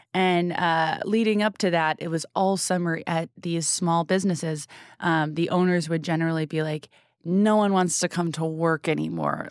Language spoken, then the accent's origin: English; New England, United States; I'm from New England